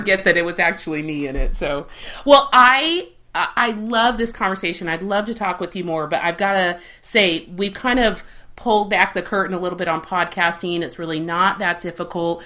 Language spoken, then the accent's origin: English; Spain; also born or lived in Southern California; now in Kansas, United States; I grew up in Spain